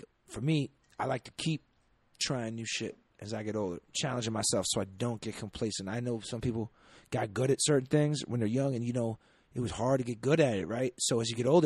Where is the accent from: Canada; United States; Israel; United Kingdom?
United States; Boston, Massachusetts; We have a subway in Boston. I grew up like riding the subway